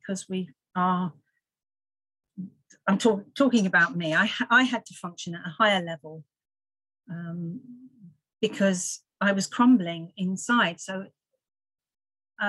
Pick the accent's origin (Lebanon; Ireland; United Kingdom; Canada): United Kingdom; Farnborough, South East England; I was born and raised in Farnborough, started drinking quite young